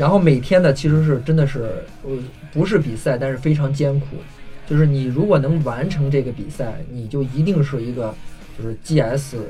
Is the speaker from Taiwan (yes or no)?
no; China; 要挑战一下，然后不能给我们中国人丢脸。